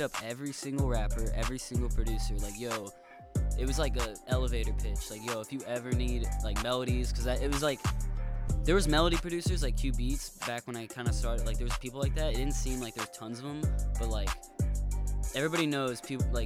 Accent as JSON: {"language": "English", "town": "San Marcos", "region": "California", "country": "United States", "said": "I'm like from San Marcos here, like which is kind of the boonies of San Diego"}